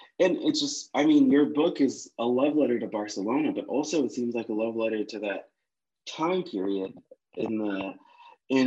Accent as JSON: {"language": "English", "region": "Connecticut", "country": "United States", "said": "I'm from Connecticut, so I'm from right outside of New York"}